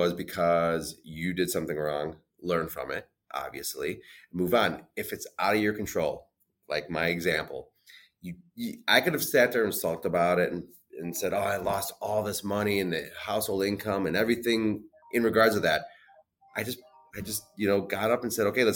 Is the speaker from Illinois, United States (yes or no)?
yes; Illinois, United States; I'm born and raised in Illinois